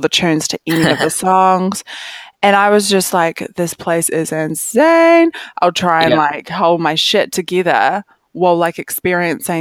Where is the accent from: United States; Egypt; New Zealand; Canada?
New Zealand; Rangiora, Canterbury; also born or lived in Cust; this is where like I grew up. So I was born in Rangiora